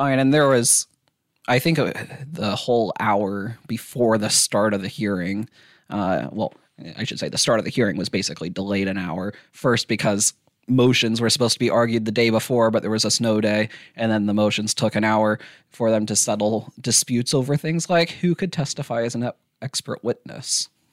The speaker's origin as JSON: {"language": "English", "town": "Iola", "region": "Kansas", "country": "United States", "said": "I'm from Iola"}